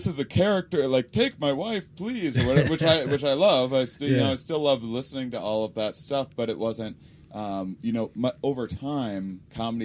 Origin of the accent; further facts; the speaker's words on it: Wisconsin, United States; I'm from Wisconsin